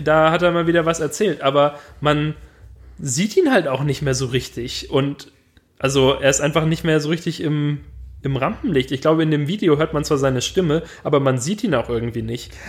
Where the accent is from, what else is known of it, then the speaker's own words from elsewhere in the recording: Swabia, Germany; als Schwabe